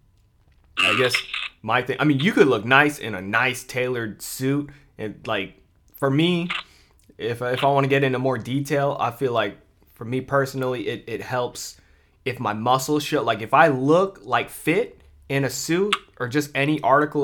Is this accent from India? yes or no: no; Philippines; I'm Filipino